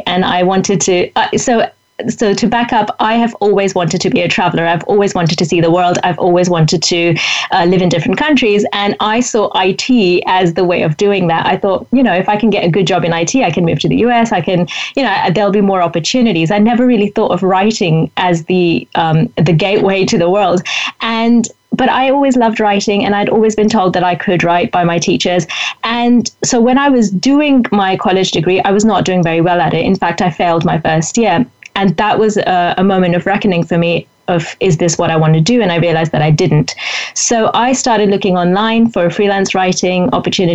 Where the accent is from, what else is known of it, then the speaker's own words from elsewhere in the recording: India; also born or lived in London; I had seen myself as an Indian writer, an Indian journalist